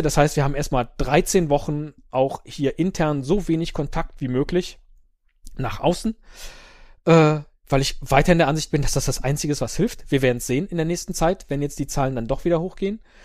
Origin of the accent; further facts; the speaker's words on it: Rhineland, Germany; als geborener Rheinländer